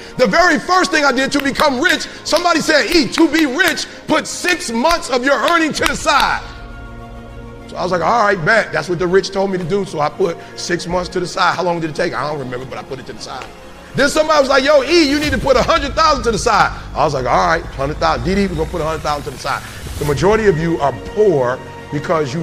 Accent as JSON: {"language": "English", "town": "Detroit", "region": "Michigan", "country": "United States", "said": "I'm from Detroit."}